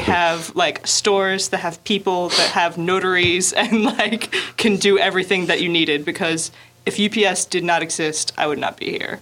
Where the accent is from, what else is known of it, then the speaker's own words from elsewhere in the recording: the southern United States, United States; moved away as an adult; now in Daegu, South Korea; I'm from the southern United